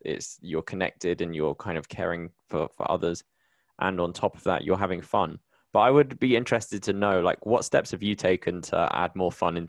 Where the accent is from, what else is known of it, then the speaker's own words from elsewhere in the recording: United Kingdom; now in Colombia; I'm British, but I live in Colombia